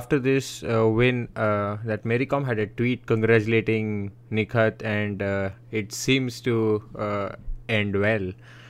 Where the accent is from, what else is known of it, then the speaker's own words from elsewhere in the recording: India; as an Indian